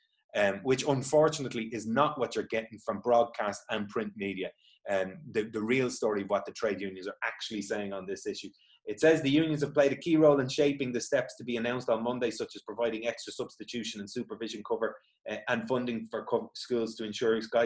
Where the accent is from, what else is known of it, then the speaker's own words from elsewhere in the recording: Dublin, Leinster, Ireland; I'm from Dublin